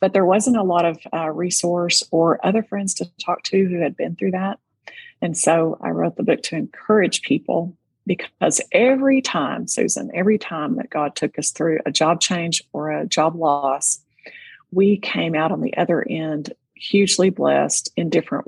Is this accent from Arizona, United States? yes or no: no; Texas, United States; being a Texas girl, that's a familiar term to me, because growing up in Tornado Alley